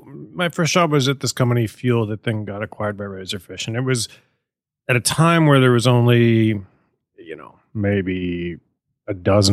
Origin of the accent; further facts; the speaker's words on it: San Francisco, California, United States; moved away as an adult; also born or lived in Santa Barbara / Baltimore; I grew up in Chinatown in San Francisco